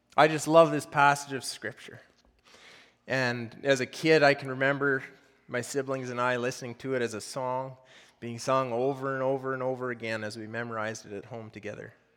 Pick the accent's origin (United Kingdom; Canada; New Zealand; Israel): Canada; Fort St. John, British Columbia; I grew up locally here around Fort St. John, um, grew up raising cattle